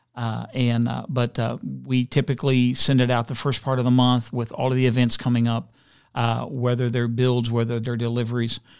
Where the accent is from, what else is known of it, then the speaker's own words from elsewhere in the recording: Elyria, Ohio, United States; also born or lived in West Virginia; I grew up on West Side of Elyria